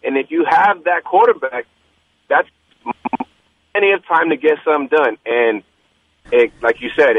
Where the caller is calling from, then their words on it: San Jose, California, United States; It's … in San Jose.